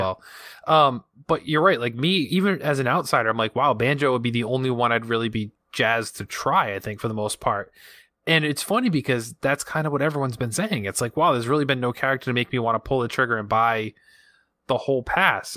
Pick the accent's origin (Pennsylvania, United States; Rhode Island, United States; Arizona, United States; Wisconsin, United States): Rhode Island, United States; accent: Rhode Island; my Rhode Island accent